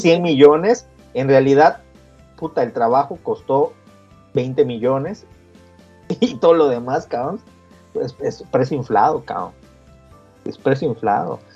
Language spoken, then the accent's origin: Spanish; Campeche, Mexico; moved away as an adult; yo me fui de Campeche muchos años